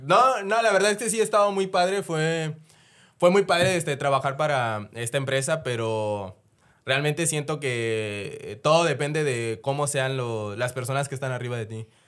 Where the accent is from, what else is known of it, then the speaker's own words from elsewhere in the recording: Chiapas, Mexico; yo soy de Chiapas